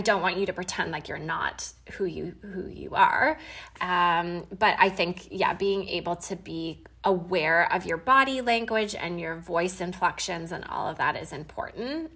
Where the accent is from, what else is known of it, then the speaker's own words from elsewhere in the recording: Canada; I'm from Canada and we had Thanksgiving a couple weekends ago